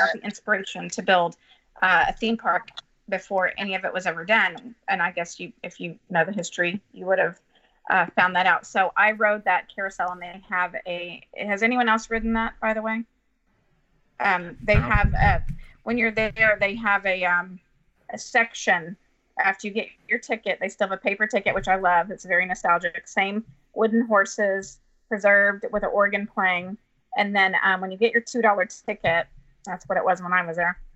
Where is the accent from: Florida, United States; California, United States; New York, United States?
Florida, United States; now in Houston, United States; I grew up in Florida.